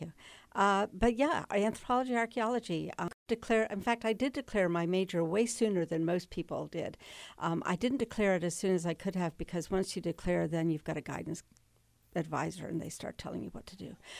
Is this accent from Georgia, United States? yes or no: no; Manassas Park, Virginia, United States; moved away; I was raised in Manassas Park, Virginia